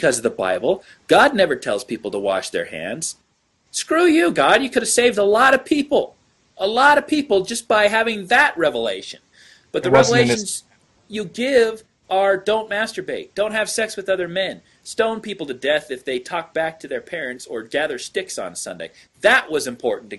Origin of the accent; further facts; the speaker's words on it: Utah, United States; my home state of Utah